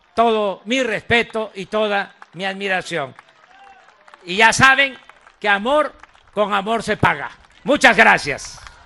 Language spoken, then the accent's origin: Spanish; southeast Mexico, Mexico; hasta el sureste, hasta mi tierra